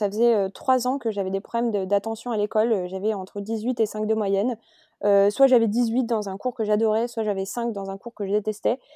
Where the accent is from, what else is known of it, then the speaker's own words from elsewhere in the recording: France; moved away as an adult; now in Barcelona, Spain; suis française et j'habite aujourd'hui à Barcelone, euh, en Espagne, depuis octobre